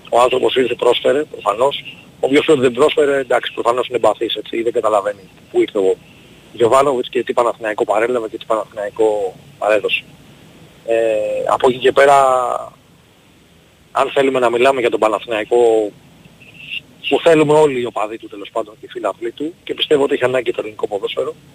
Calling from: Cholargos, Attica, Greece; Γεια σου παιδιά … είμαι από Χολαργό.

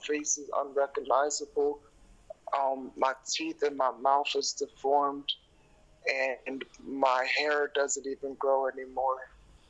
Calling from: Bear, Delaware, United States; I am in Bear, Delaware, in the United States of America.

